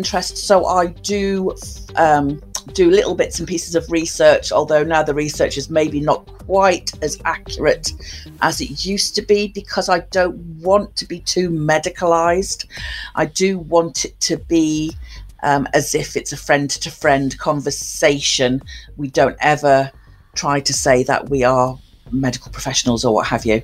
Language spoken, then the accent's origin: English; Newcastle upon Tyne, North East England, United Kingdom; now in Telford, United Kingdom; I was born in Newcastle upon Tyne, so I'm a Geordie, and currently live in Telford, Shropshire.